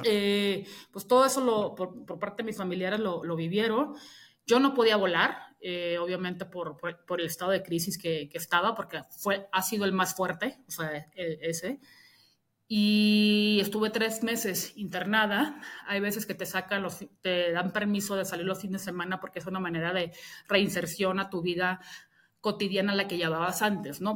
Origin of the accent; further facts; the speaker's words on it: Mexico; also born or lived in England; yo soy mexicana